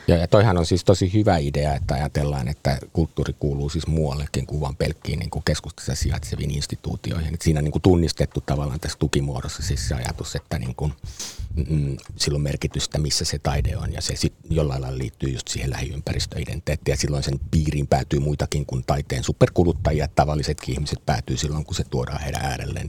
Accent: Helsinki, Uusimaa, Finland; Itä-Helsingin lähiössä sama meillä Roihuvuoressa, kun mä oon siis sitä naapurilähiöstä

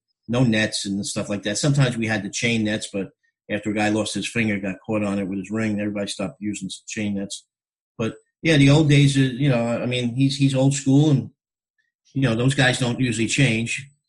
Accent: New York City, New York, United States; moved away as an adult; I grew up in the Bronx playing on the blacktop, playing on the asphalt, you know, the concrete

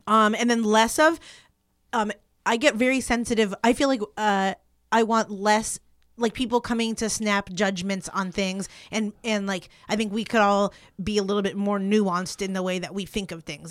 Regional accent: East Coast, United States; growing up on the East Coast

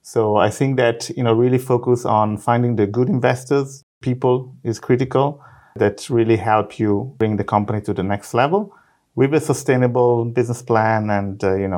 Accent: Italy; English is a second language; moved away as an adult; now in Israel; I am actually originally from Italy. I'm a physicist.

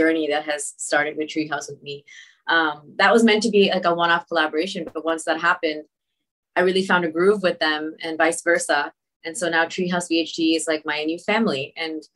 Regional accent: Toronto, Ontario, Canada; I'm from Toronto.

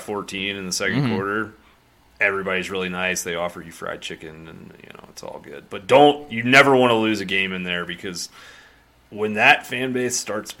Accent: North Carolina, United States; I grew up in North Carolina

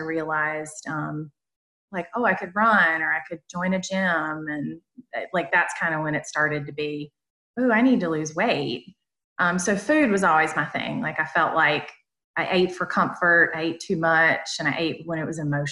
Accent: North Carolina, United States; accent: Southern; now in South Carolina, United States; I'm originally from North Carolina, but I live in South Carolina.

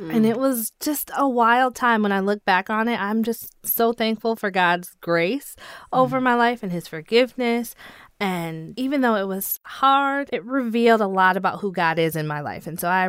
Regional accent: Grand Rapids, Michigan, United States; No, I'm from Grand Rapids, Michigan. I was born and raised here. I had a single mom, played volleyball, basketball, cheerleader, did dance all of my life.

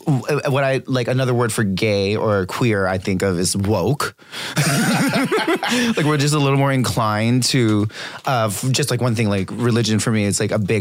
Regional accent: Hawaii, United States; moved away; being Hawaiian

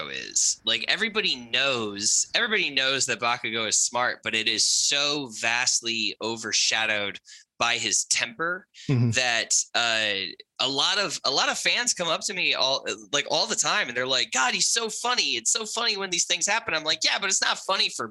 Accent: New England, United States; I grew up in New England in just like a small town

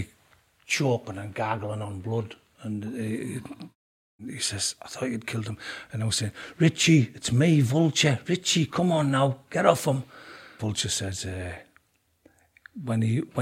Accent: Hartlepool, North East England, United Kingdom; I was born in Hartlepool in 1964

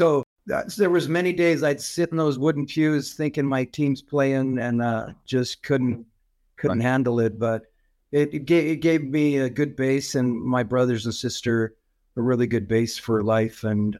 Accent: Calgary, Alberta, Canada; I grew up in Calgary.

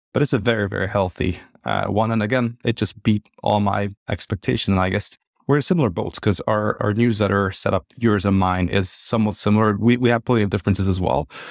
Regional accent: Hungary; moved away as an adult; also born or lived in United Kingdom / London; I'm originally from Hungary

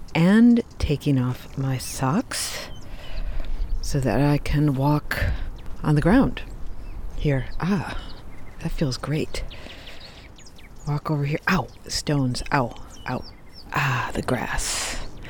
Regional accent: Midwest, United States; I grew up in the Midwest

